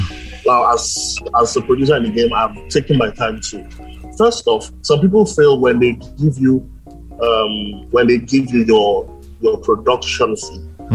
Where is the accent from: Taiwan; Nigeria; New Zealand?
Nigeria; See, you're dealing with Nigerians, you have to be a Nigerian too.